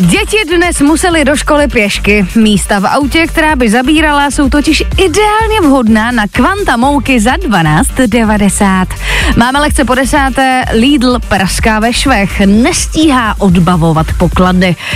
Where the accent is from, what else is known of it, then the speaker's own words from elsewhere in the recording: Czechia; my Češi